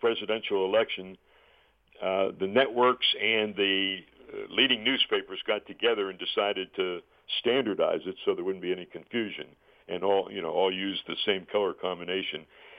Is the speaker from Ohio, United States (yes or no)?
no; Pittsburgh, Pennsylvania, United States; my hometown station at KDKA in Pittsburgh